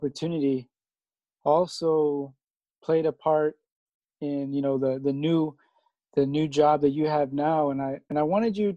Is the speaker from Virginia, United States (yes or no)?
yes; Alexandria, Virginia, United States; I'm from Alexandria